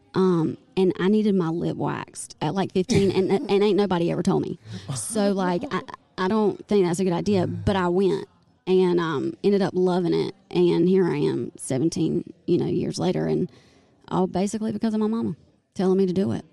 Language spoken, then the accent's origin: English; Goldsboro, North Carolina, United States; born or raised there; also born or lived in Wilmington, North Carolina